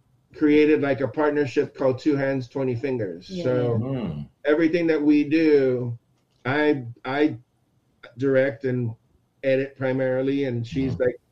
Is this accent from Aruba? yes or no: yes; Aruba; moved away as an adult; also born or lived in Texas; now in United States; I'm born in Texas, raised in Aruba.